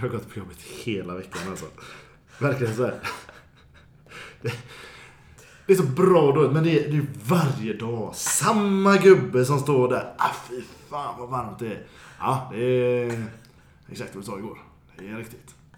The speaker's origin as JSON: {"language": "Swedish", "town": "Gothenburg", "region": "Västra Götaland", "country": "Sweden", "said": "som göteborgare man är"}